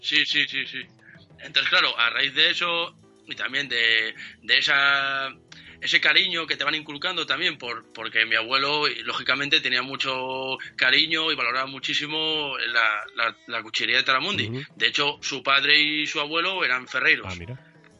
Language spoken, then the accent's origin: Spanish; Oviedo, Asturias, Spain; also born or lived in Cangas del Narcea / Tineo; Nací en Oviedo, pero soy medio Cajas Arcea, medio Talamundi, soy de Asturias.